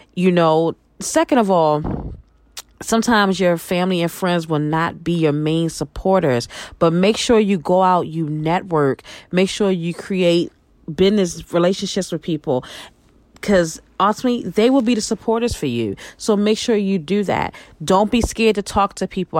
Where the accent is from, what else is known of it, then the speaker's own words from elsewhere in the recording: Baltimore, Maryland, United States; moved away; also born or lived in New York; I'm originally from Baltimore, Maryland. I grew up, I'm a northern girl. I grew up in Baltimore. I also grew up in New York.